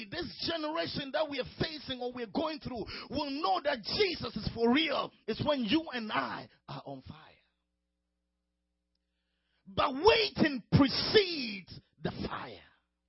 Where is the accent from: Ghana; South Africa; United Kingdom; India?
Ghana; A friend of mine called me the other day, who lives close to my hometown in Ghana.